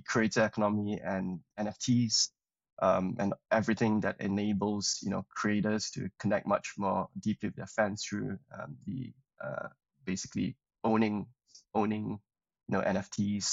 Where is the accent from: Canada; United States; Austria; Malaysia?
Malaysia; moved away as an adult; also born or lived in Cambridge, United Kingdom; I'm originally from Malaysia, came over to the UK to study